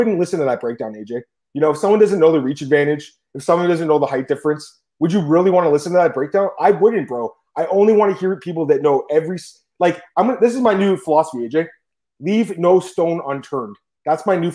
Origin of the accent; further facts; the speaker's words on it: Canada; I'm from Canada